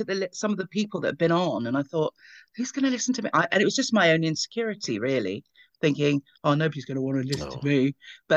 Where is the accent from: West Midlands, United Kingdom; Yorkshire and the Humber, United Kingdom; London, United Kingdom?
London, United Kingdom; we grew up in Ealing, West London